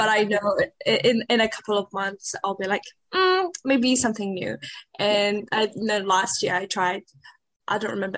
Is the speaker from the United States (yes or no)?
no; Iraq; also born or lived in Syria / Auckland, New Zealand; now in Dunedin, New Zealand; I'm from Iraq and a refugee from Syria.